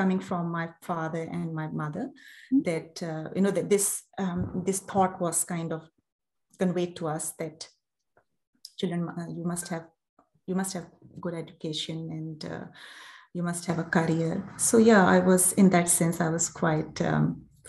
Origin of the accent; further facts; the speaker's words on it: Islamabad, Islamabad Capital Territory, Pakistan; moved away as an adult; now in Australia; I'm originally from Pakistan. I was brought up in Islamabad, and Islamabad is the capital city, and it's my hometown. I spent the first 25 years of my life in Islamabad.